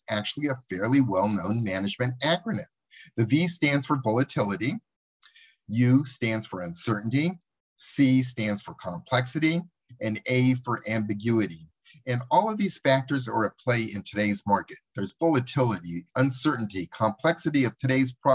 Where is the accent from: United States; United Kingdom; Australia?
United States; Los Angeles, California; Los Angeles, my hometown